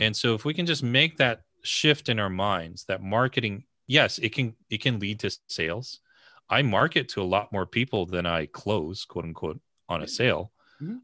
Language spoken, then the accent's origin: English; the New York area, United States; I grew up in the New York area